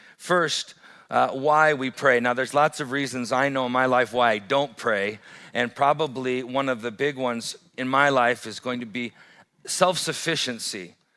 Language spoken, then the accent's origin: English; Great Falls, Montana, United States; I grew up in Great Falls